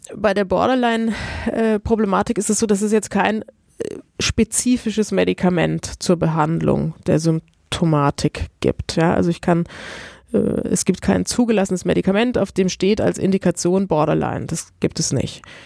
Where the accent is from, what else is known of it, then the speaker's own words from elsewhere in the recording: Italy; moved away; Ich komme aus Italien.